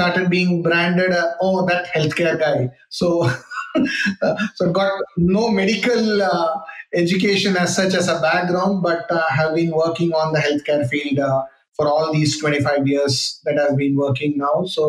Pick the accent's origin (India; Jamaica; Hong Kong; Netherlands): India; Chennai, Tamil Nadu; also born or lived in Bangalore; grew up in Chennai, though I was born in Bangalore